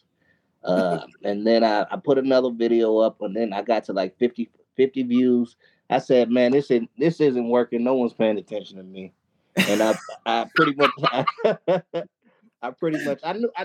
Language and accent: English; Milwaukee, Wisconsin, United States; I actually live in Milwaukee, Wisconsin. Wisconsin. Born and raised in Milwaukee